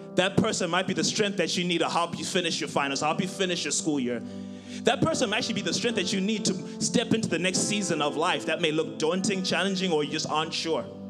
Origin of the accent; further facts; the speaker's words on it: Zimbabwe; moved away as an adult; now in United States; I'm originally from Zimbabwe. And uh, so I came here in 2013 to start school